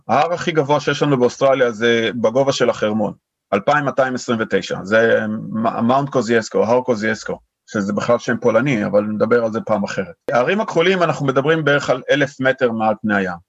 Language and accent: Hebrew; Israel; moved away as an adult; now in Sydney, Australia; אנחנו באים מישראל